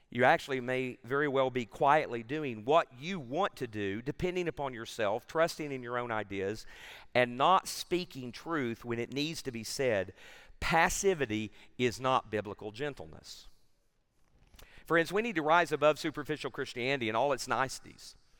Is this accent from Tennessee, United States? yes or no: yes; Tennessee, United States; I'm from Tennessee